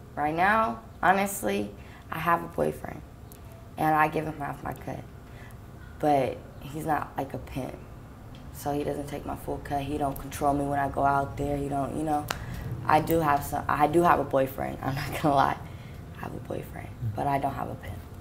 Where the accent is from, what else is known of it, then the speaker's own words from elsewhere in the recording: Sacramento, California, United States; I'm from Sacramento, California.